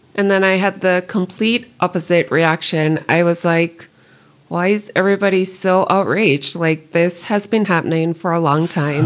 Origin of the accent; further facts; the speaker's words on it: Jamaica; moved away as an adult; now in United States; growing up Jamaican and then moving to the United States.